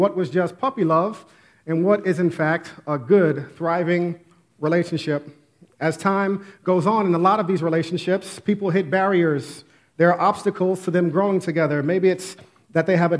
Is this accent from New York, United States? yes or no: yes; Westchester, New York, United States; I grew up in Westchester, right outside the Bronx